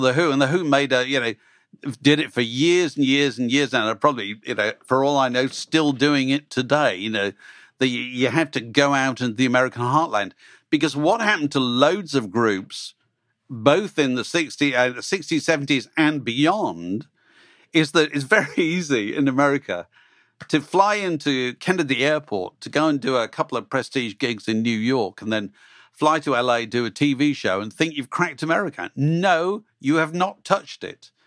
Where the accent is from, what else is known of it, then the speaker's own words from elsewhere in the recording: England, United Kingdom; people like me growing up, because you suddenly thought being English, British, was a kind of cool thing to be